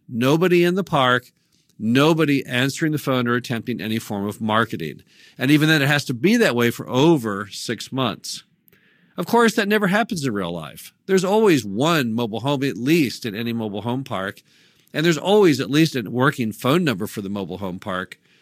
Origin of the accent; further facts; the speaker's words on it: Missouri, United States; my home state of Missouri